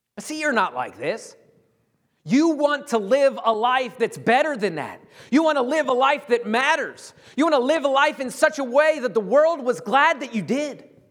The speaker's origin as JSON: {"language": "English", "country": "United States", "said": "being an American"}